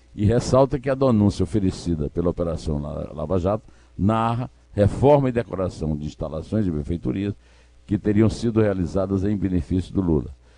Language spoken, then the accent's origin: Portuguese; Brazil; Eu sou brasileiro